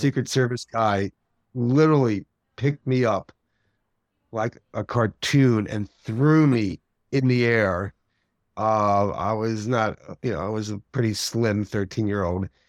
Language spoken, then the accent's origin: English; outside New York City, United States; I grew up outside New York City.